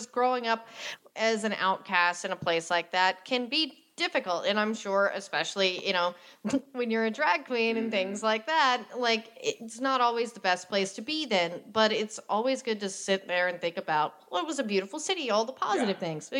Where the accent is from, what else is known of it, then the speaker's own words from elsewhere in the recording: Tyler, Texas, United States; Which is weird, because my hometown was always the largest city in East Texas, but most people, I mean, it was in my Carmen San Diego game, Tyler, Texas